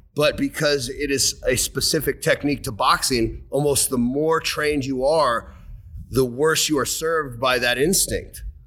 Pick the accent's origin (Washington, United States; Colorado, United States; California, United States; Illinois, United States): Washington, United States; Seattle; I grew up in Seattle